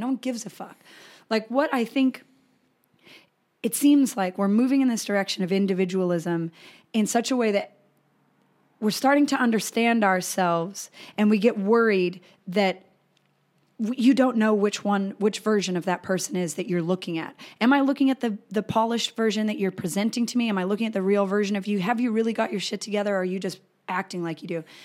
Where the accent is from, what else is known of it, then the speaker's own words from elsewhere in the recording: Colorado, United States; I grew up in Colorado